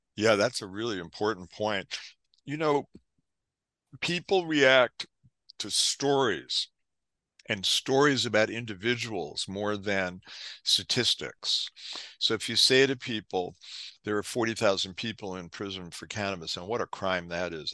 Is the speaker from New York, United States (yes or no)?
yes; New York City, New York, United States; I was, uh, growing up in New York City in the nineteen sixties